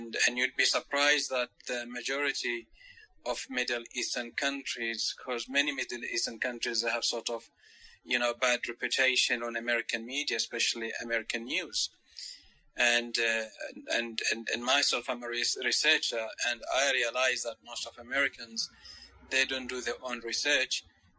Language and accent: English; Oman; I'm from Oman. You know Oman? Oman, it is a country in the Middle East.